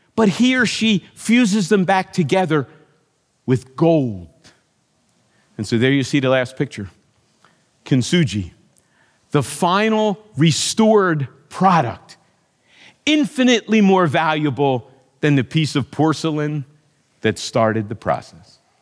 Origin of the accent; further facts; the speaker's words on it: United States; as an American